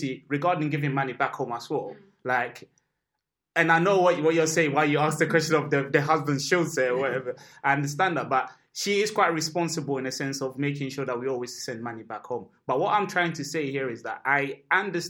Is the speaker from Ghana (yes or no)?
yes; Ghana; now in United Kingdom; when I grew up in Ghana